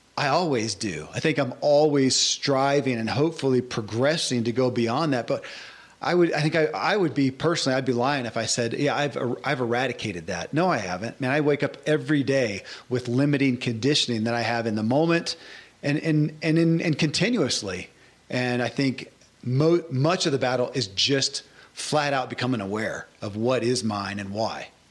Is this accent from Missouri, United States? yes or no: no; Kentucky, United States; born or raised there